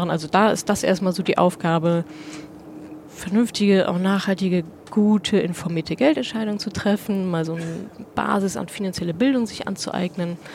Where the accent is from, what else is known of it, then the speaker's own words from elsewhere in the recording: North Rhine-Westphalia, Germany; also meine Eltern wohnen da, ich komme da aus der Ecke, meine Eltern, meine Familie wohnen da, alte Freunde, Bekannte